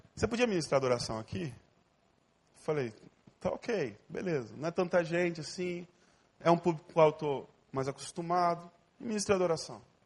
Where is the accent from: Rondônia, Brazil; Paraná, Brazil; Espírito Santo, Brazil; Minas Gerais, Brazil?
Rondônia, Brazil; Ariquemes; also born or lived in Porto Velho / Brasília / São Paulo / United States; now in Rio de Janeiro, Brazil; Eu nasci em Ariquemes, uma cidade bem pequena